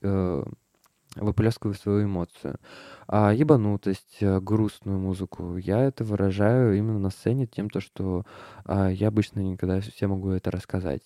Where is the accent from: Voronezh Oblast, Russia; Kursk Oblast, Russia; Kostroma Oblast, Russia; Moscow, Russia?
Moscow, Russia; я родился в Москве